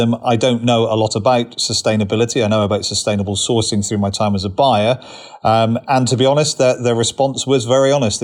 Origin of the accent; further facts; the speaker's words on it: Cornwall, South West England, United Kingdom; moved away as an adult; now in Richmond, United Kingdom; born and bred in Cornwall originally